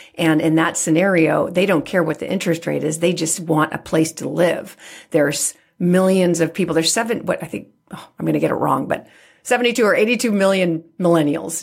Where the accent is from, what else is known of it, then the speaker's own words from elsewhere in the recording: San Francisco, California, United States; being born and raised in San Francisco